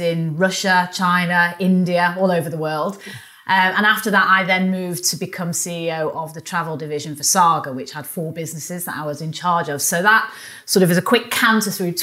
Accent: Manchester, North West England, United Kingdom; accent: northerner; also born or lived in London; now in Kingston, United Kingdom; Manchester, which is my hometown, even though we live in London

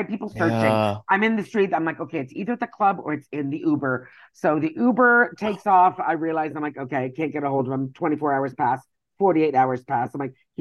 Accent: Canada; moved away as an adult; now in United States; I'm Canadian.

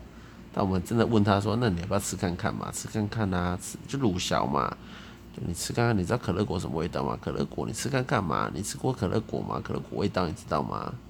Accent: Tainan, Taiwan; 我台南人呐。

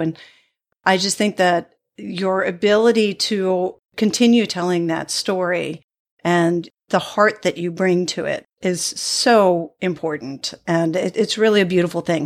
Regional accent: New England, United States; I grew up in New England

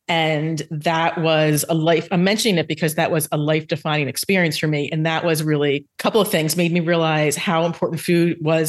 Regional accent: New Jersey, United States; moved away as an adult; also born or lived in Manhattan, New York; now in South Jersey, United States; we grew up in South Jersey and got the big job in New York City after college.

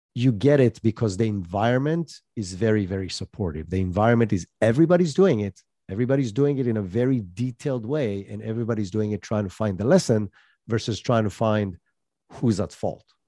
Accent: Israel; moved away as an adult; also born or lived in United States; I'm originally from Israel, moved to the U S with that tech startup, lived there

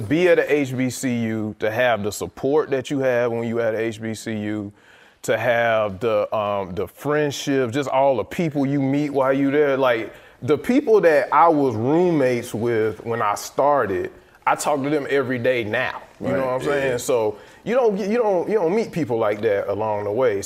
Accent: Decatur, Georgia, United States; we grew up here in Atlanta, grew up in Decatur, right off Kellner Road

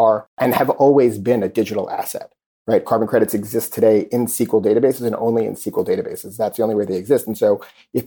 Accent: New York City, New York, United States; I grew up in Queens and I'm a product of the New York City public school system

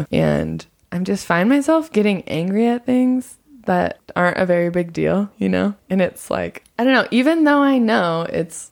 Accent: United States; moved away as an adult; now in Nepal; as an American

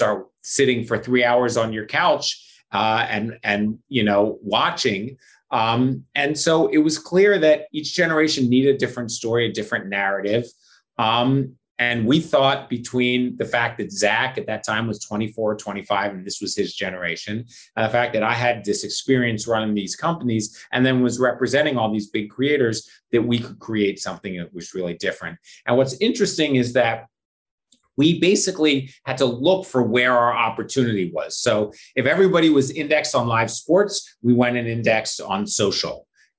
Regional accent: Philadelphia, Pennsylvania, United States; born or raised there

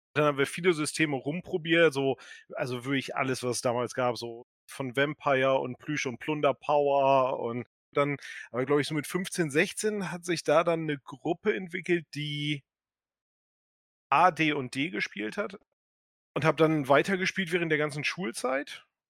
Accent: Delmenhorst, Lower Saxony, Germany; moved away as an adult; now in Berlin, Germany; Ich komme aus der Nähe von Bremen, aus dem sagenumworbenen Delmhorst

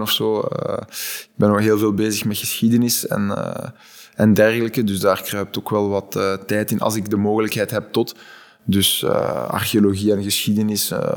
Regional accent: Flanders, Belgium; als Vlaming

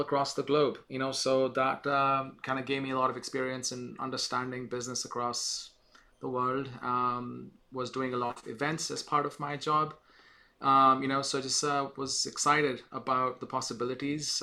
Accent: India; moved away as an adult; now in United States; I'm from India actually. I spent 20 years of my life there in the beginning.

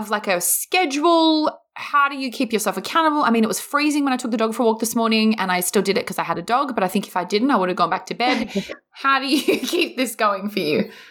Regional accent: Queensland, Australia; now in Sydney, Australia; I'm a Queenslander mm. originally, so that won't be happening.

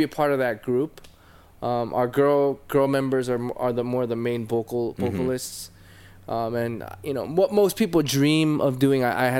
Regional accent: Fullerton, California, United States; I'm originally from Orange County, California. Okay. I grew up in Fullerton.

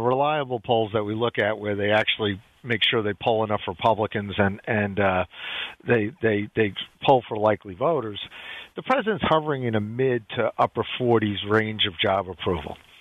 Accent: New York, United States; I grew up in New York

